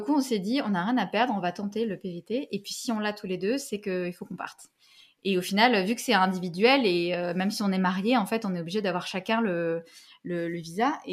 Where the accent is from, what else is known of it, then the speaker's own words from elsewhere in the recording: Paris, Île-de-France, France; moved away as an adult; also born or lived in Algeria / Montreal, Canada; now in Canada; je suis née en Algérie. Puis, euh, j'ai grandi quelques années en Algérie. Après, je suis venue à Paris. voilà. Donc, j'ai grandi à Paris une bonne partie